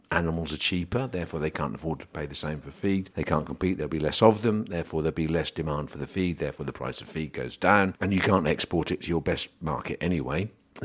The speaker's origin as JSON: {"language": "English", "region": "England", "country": "United Kingdom", "said": "We're still English."}